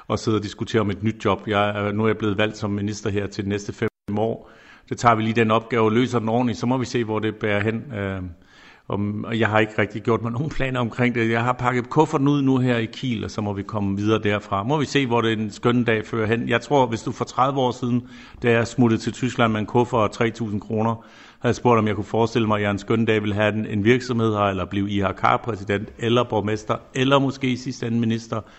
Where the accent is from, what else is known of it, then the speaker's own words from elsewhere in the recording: Denmark; Men de får selvfølgelig også alle sammen at høre, hvor jeg kommer fra. Herinde på ministerkontoret på mit skrivebord står selvfølgelig Dannebro, øh, det er der ingen tvivl om